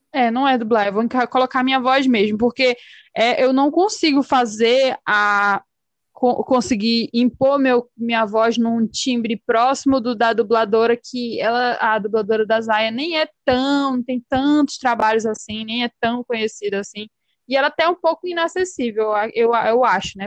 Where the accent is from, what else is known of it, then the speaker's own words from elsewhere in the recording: Pará, Brazil; accent: chiado; moved away; porque eu falo muito chiando, né? Sim. Eu sou paraense. Uhum. Mas eu moro aqui